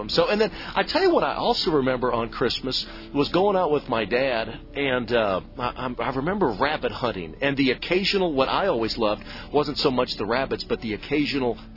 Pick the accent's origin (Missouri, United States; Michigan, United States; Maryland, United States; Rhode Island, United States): Missouri, United States; St. Louis; growing up in the Midwest in the St. Louis area